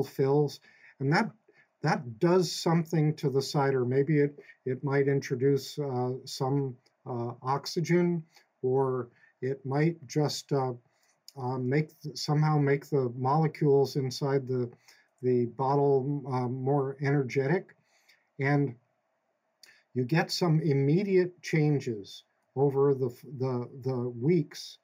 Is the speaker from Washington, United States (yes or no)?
no; West Brookfield, Massachusetts, United States; I grew up here in Westbrookfield, and I used to work on a dairy farm in the summers